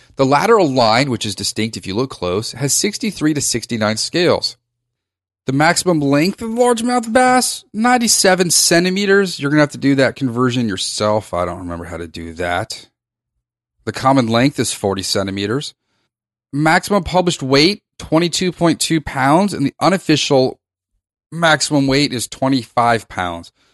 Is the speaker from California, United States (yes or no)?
no; Reston, Virginia, United States; I grew up in rest in Virginia